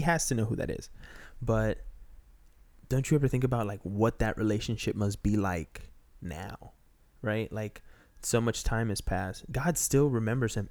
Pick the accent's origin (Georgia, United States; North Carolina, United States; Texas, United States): Texas, United States; moved away as an adult; also born or lived in Peru; now in Los Angeles, United States; I grew up in Texas